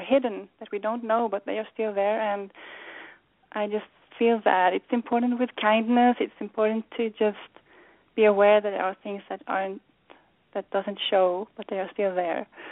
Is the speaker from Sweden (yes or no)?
yes; Sweden; moved away as an adult; now in United States; growing up in Sweden and arriving in the U.S.